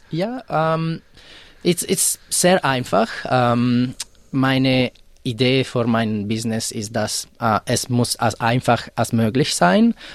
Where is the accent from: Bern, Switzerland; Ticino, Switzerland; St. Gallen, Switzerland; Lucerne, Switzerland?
Ticino, Switzerland; Italian-speaking part of Switzerland; German is a second language; moved away as an adult; also born or lived in Zurich, Switzerland; now in Melbourne, Australia; ich komme aus der Schweiz, äh, der italienischen Teil.